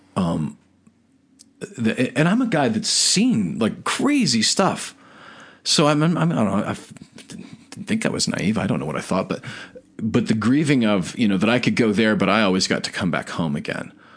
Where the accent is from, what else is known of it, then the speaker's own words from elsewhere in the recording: United States; we were born and raised in America